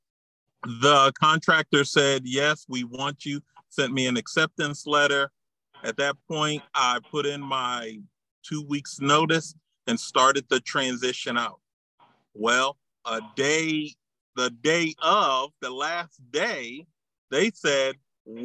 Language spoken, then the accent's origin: English; New Jersey, United States; moved away as an adult; also born or lived in Maryland / Louisiana / Texas / Michigan; I was born in Maryland, raised in New Jersey.